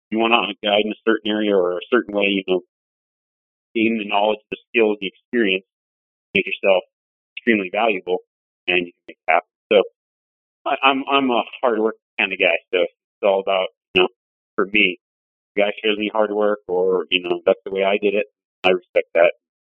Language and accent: English; Nevada, United States; moved away; also born or lived in Montana; I grew up in Nevada, but I started guiding in Montana.